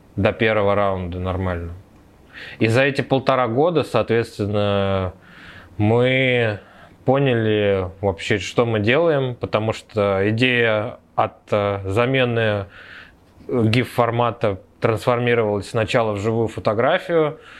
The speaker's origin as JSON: {"language": "Russian", "region": "Moscow", "country": "Russia", "said": "Я вообще из Москвы, из Тушина, с простой рабочей крестьянской семьи"}